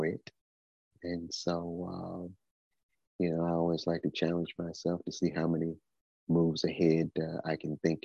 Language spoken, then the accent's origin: English; Detroit, Michigan, United States; also born or lived in Houston, Texas; now in Tennessee, United States; I am originally from Detroit, Michigan, although I have been living in Tennessee for about the past 6 years